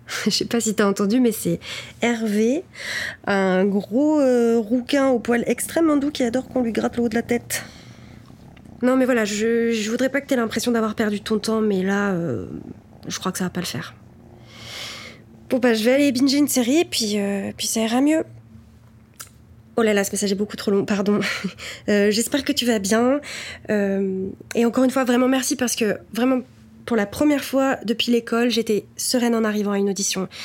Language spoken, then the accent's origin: French; Cognac, Nouvelle-Aquitaine, France; j'ai 22 ans, j'ai grandi à Cognac